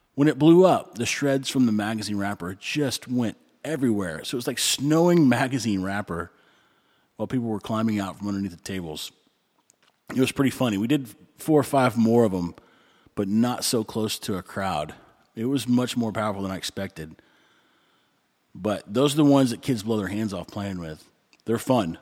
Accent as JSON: {"language": "English", "region": "Texas", "country": "United States", "moved": "yes", "said": "I'm from Texas"}